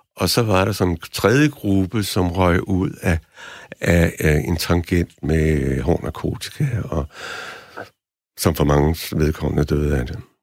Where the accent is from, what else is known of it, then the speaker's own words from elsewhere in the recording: Denmark; jeg var den eneste dansker, der, der mediterede